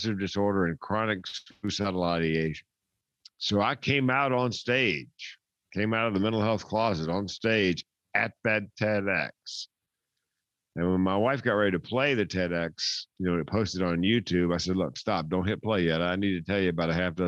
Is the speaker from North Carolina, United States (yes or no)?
yes; Raleigh, North Carolina, United States; moved away; I'm from Raleigh, North Carolina originally